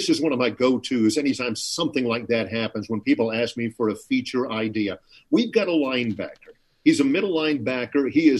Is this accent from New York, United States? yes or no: no; Florida, United States; now in Troy, United States; I've lived in the South my entire life, and Troy is the hottest place I've ever lived. And I grew up in Florida